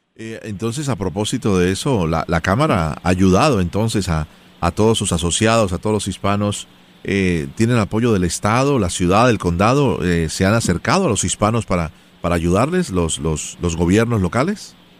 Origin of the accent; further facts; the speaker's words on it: Colombia; first language Spanish; now in Miami, United States; soy originalmente de Colombia